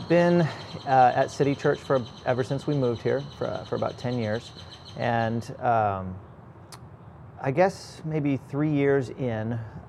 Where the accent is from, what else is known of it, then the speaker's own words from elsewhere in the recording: Corpus Christi, Texas, United States; also born or lived in California; I was born in California, and we moved here when I was eight. And so my mom is from Corpus Christi, and that's one of the reasons we moved back to Corpus Christi.